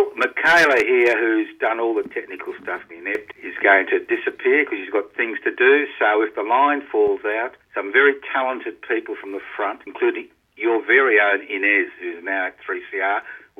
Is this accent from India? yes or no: no; Brisbane, Queensland, Australia; born or raised there